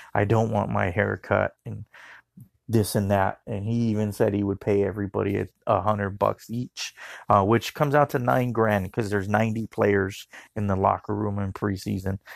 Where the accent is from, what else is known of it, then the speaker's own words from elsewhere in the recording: Arizona, United States; I'm from Arizona